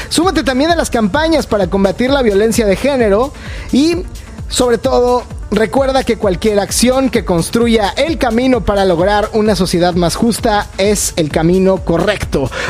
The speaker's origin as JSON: {"language": "Spanish", "country": "Mexico", "said": "Estaba yo eh, en mi país, vivía yo en Ciudad de México en ese momento"}